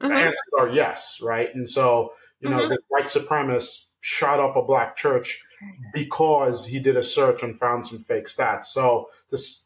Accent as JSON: {"language": "English", "town": "New York City", "region": "New York", "country": "United States", "tie": "born or raised there", "said": "I grew up on Park Slope"}